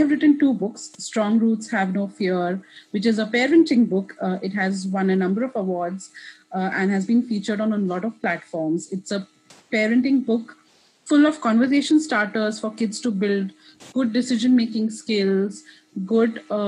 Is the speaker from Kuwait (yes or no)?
yes; Kuwait; first language English; also born or lived in India; now in Richmond, United States; I'm Indian. I was raised in Kuwait